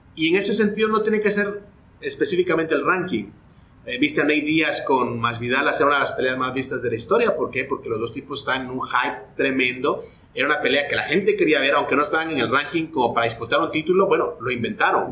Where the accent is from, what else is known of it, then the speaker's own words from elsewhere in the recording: Guatemala; moved away as an adult; also born or lived in Los Angeles, United States; yo soy de Guatemala, allá arranco mi carrera periodística